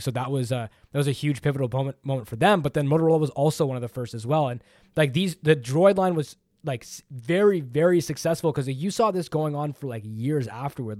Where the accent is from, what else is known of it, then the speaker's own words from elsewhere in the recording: Canada; I'm Canadian.